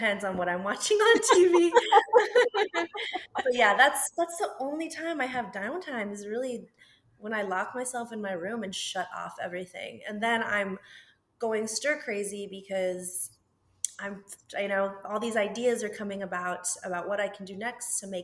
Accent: Las Cruces, New Mexico, United States; moved away; So I'm originally from Las Cruces, New Mexico

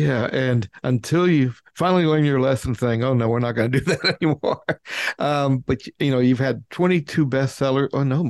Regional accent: United States; I'm sorry, being an American

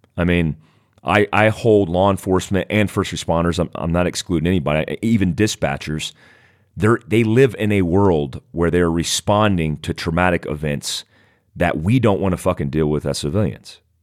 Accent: United States; in our country

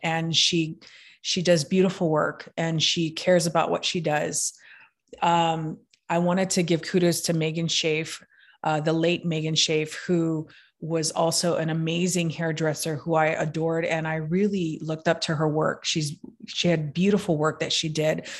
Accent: Hawaii, United States; I'm from Hawaii

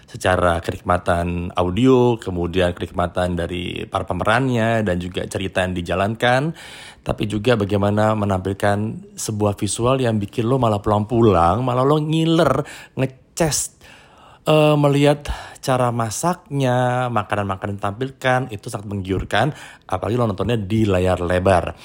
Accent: Pontianak, West Kalimantan, Indonesia; gue pernah melewati masa kecil gue zaman SMP di Pontianak.

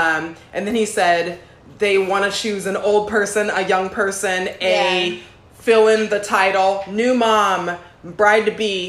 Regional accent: Los Angeles, California, United States; I'm here from Los Angeles and I just got here at 8:29.

